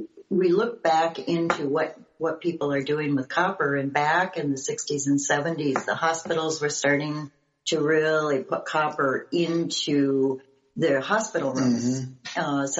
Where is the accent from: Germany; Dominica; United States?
United States; Duluth, Minnesota; me growing up in Duluth, Minnesota, where we had all of the shipping because we were the hub on Lake Superior.